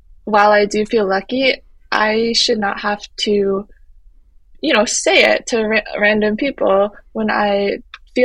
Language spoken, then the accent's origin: English; Midwest, United States; moved away as an adult; also born or lived in Hunan, China; now in New York City, United States; I grew up in a small town in the Midwest